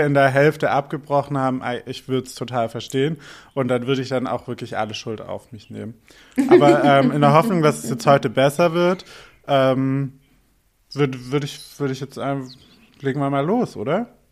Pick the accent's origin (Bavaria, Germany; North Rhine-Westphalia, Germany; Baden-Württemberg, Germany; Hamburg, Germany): Baden-Württemberg, Germany; Albstadt; born or raised there; now in Berlin, Germany